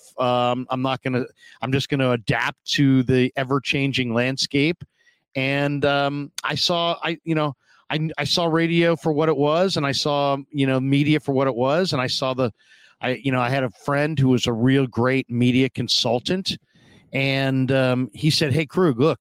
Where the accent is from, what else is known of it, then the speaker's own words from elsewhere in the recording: San Francisco, California, United States; I was born and raised in San Francisco, went to Stuart Hall Grammar School, St. Ignatius High School